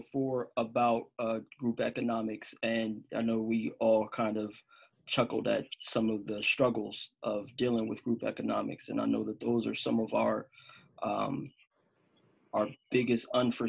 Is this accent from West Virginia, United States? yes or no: no; New Jersey, United States; now in Los Angeles, United States; I live in LA. I'm from Jersey. I travel back and forth all the time.